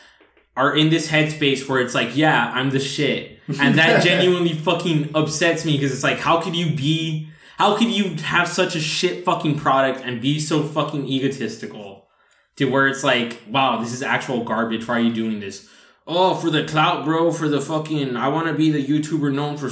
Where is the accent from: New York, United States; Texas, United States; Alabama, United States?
Texas, United States; Rio Grande Valley; we're from the Rio Grande Valley